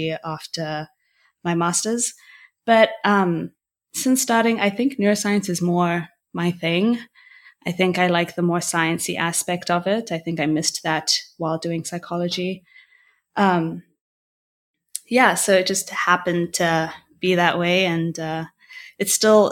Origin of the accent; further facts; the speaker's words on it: Botswana; moved away as an adult; now in Montreal, Canada; I am from Botswana, born and raised. I currently live in Montreal in Canada.